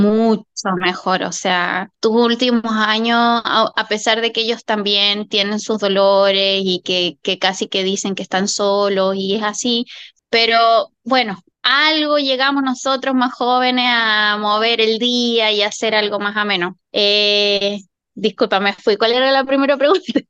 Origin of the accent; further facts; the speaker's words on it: Chile; now in Australia; en Chile, de donde vengo yo